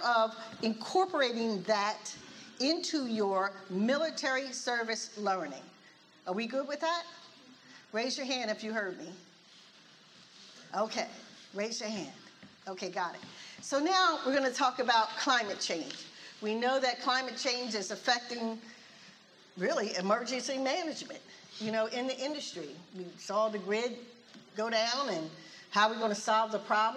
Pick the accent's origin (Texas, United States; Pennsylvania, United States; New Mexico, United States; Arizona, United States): Pennsylvania, United States; Philadelphia; I'm from Philly